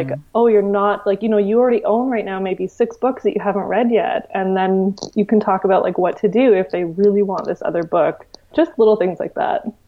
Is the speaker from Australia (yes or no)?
no; Victoria, British Columbia, Canada; Victoria, which is my hometown